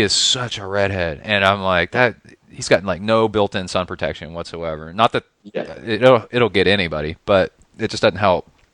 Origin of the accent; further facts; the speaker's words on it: Texas, United States; I grew up in Texas and in the South.